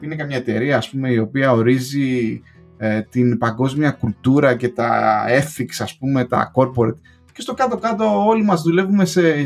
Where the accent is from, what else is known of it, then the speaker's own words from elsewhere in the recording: Greece; moved away as an adult; also born or lived in England; now in United Kingdom; έφυγα από την Ελλάδα